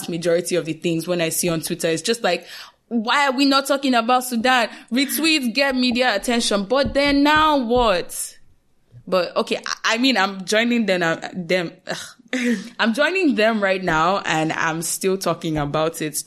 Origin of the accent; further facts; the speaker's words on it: Nigeria; we are Nigerian, we kept bouncing between being Nigerian